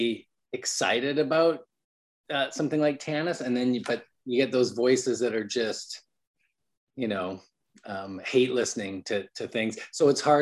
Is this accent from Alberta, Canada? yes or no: yes; Calgary, Alberta, Canada; moved away as an adult; also born or lived in Vancouver, Canada; now in United States; And I'm from Calgary, Alberta, Canada.